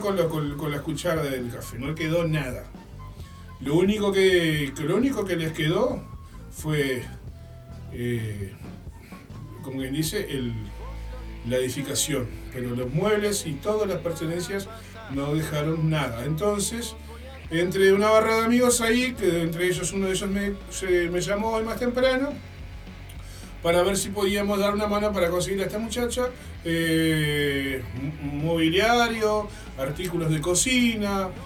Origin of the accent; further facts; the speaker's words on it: Uruguay; como buen uruguayo que soy